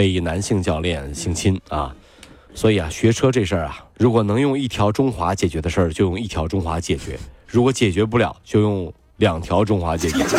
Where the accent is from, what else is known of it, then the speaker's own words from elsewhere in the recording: Hangzhou, Zhejiang, China; 我们杭州人啊